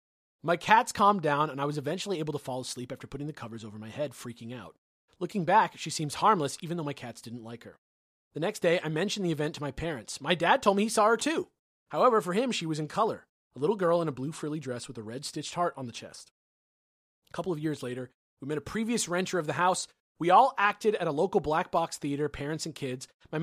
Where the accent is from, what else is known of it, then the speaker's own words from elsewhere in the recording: California, United States; I grew up in the Bay Area, about an hour south of San Francisco. I grew up in a two-story house